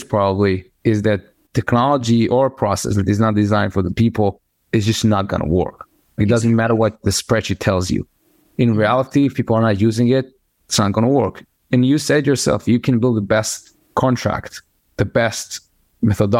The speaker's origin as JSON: {"language": "English", "country": "Israel", "moved": "yes", "said": "I'm originally from Israel"}